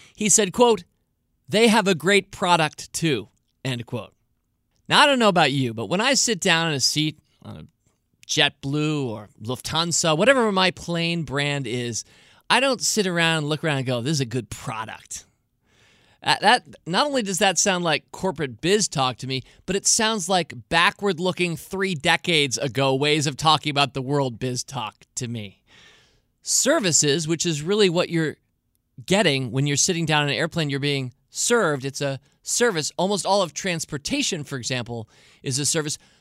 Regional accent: Washington, District of Columbia, United States; I was born in Washington and live in Washington, D C today

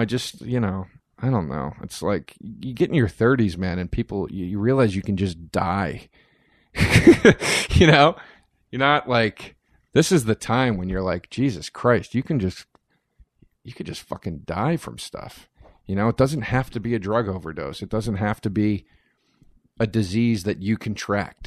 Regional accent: Collegeville, Pennsylvania, United States; moved away; a town called Collegeville, Pennsylvania

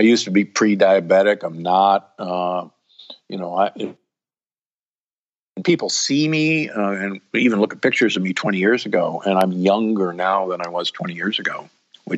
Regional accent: United States; also born or lived in Omaha, Nebraska / Milwaukee, Wisconsin; I grew up in Omaha and Milwaukee where, you know, beef and pork is king.

